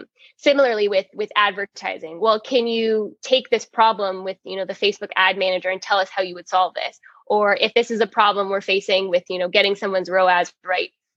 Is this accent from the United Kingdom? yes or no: no; Toronto, Ontario, Canada; From Toronto